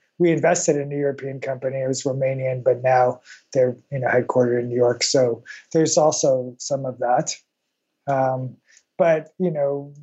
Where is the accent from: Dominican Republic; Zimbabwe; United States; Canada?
Canada; I grew up in Canada, which, you know, a little bit like Australia